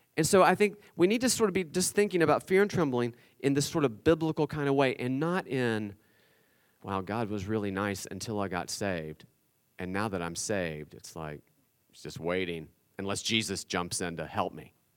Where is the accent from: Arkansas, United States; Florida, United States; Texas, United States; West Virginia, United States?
West Virginia, United States; I'm from West Virginia